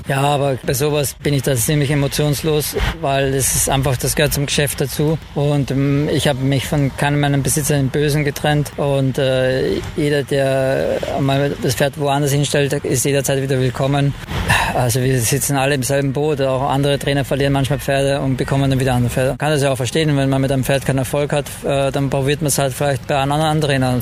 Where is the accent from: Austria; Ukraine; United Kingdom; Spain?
Austria; Vienna; born or raised there; now in Cologne, Germany